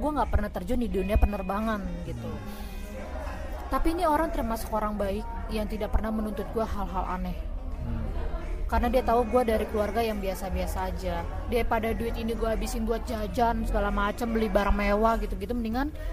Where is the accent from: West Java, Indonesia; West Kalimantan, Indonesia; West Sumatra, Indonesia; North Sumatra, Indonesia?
North Sumatra, Indonesia; Pematangsiantar; gue tinggal di kampung gue di Siantar